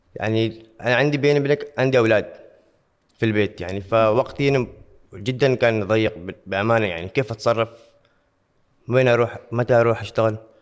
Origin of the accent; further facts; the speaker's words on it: Oman; عندنا في عمان